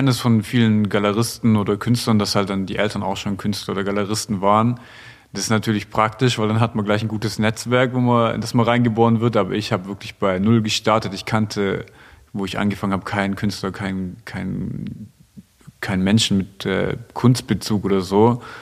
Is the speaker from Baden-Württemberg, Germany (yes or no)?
yes; Stuttgart, Baden-Württemberg, Germany; Und gerade in Stuttgart, wo ich, wo ich herkomme, da ist ja schon der optimale Weg, den so die Gesellschaft von dir möchte